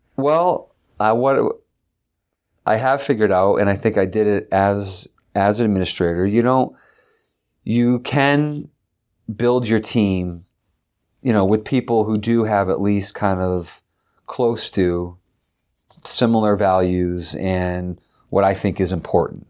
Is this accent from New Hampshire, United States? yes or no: yes; Derry, New Hampshire, United States; also born or lived in Concord, New Hampshire; I was from Derry.